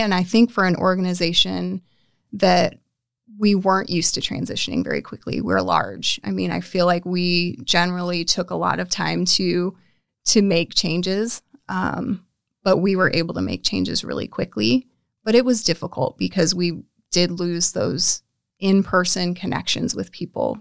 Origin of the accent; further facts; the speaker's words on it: North Platte, Nebraska, United States; I was m, raised in North Platte, smaller town, but not too small